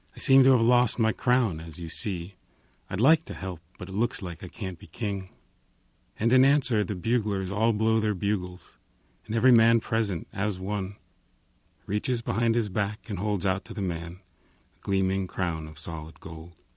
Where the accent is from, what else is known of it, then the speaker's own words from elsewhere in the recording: New Jersey, United States; now in Los Angeles, United States; I'm from New Jersey